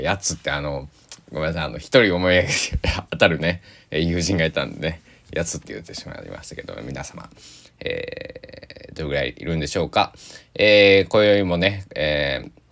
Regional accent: Kochi, Japan; 高知北高校、えー、定時制中間部っていうところに入って、えー、3年間過ごし

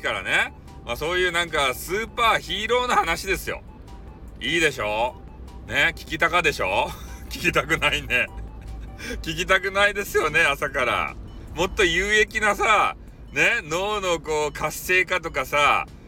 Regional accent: Fukuoka, Japan; accent: Hakata-ben; 私の博多弁

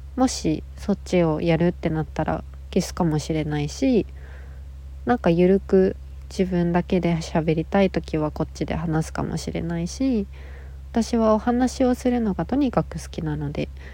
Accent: Nagasaki, Japan; now in Tokyo, Japan; 1994年長崎県生まれのえっと女の子です

